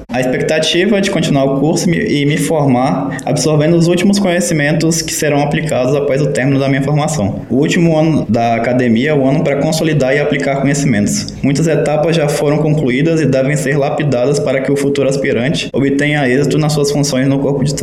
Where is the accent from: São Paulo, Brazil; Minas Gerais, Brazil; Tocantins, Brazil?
Tocantins, Brazil; Miracema; now in Palmas, Brazil; 23 anos. Eu sou do Tocantins. Eu nasci em Miracema, porém eu moro na capital, Palmas do Tocantins.